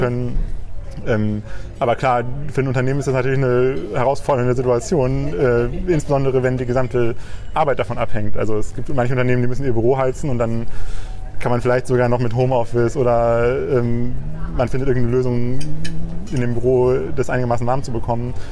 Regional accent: Leopoldshöhe, North Rhine-Westphalia, Germany; also born or lived in Bielefeld; now in Bremen, Germany; in dem kleinen Dorf oder Ort, in dem ich aufgewachsen bin

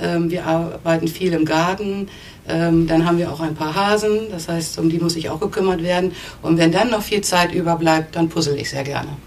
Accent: Neustadt am Rübenberge, Lower Saxony, Germany; in Neustadt am Rübenberge, das ist ähm, eine Kleinstadt bei Hannover. Ähm, auch mit ähm, ein bisschen landschaftlichen Flair, also nicht typisch Stadt. Und ähm, für mich ist es eine tolle Stadt gewesen zum Aufwachsen.

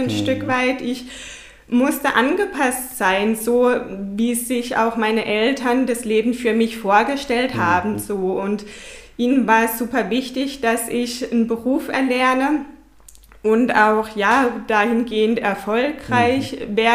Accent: Herbolzheim, Baden-Württemberg, Germany; Ja, ich komme aus Herbolzheim, wohne mit meinem Partner Stefan Kruse.

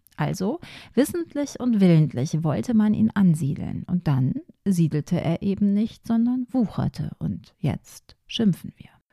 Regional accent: Ruhr area, North Rhine-Westphalia, Germany; bei uns im Ruhrgebiet

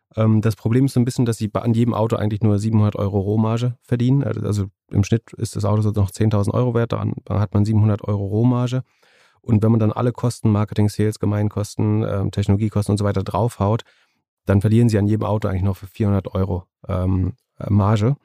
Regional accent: Greifswald, Mecklenburg-Vorpommern, Germany; das ist ein Unternehmen äh, aus meiner Heimat, aus Greifswald

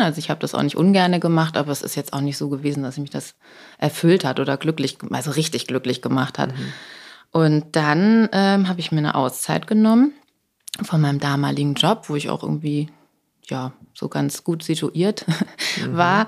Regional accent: Buxtehude, Lower Saxony, Germany; moved away; Ich komme ja aus Buxtehude

